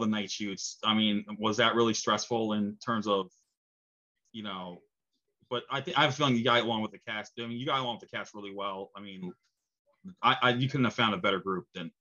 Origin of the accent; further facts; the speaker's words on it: New York, United States; accent: New York; moved away; My New York accent might have to come back. That's where I'm originally from